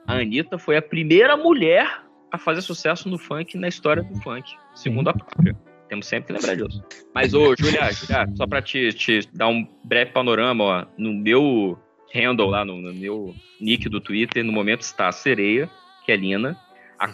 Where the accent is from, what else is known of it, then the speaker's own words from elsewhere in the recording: Rio de Janeiro, Brazil; falando um pouco como carioca